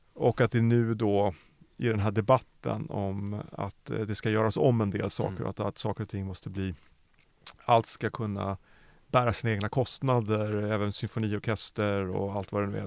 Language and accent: Swedish; Norrköping, Östergötland, Sweden; jag är född i Norrköping